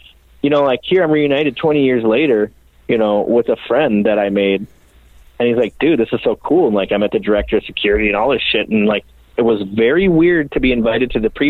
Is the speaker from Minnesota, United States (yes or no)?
yes; Minneapolis, Minnesota, United States; also born or lived in St. Paul; It's my hometown, you know? It's Twin Cities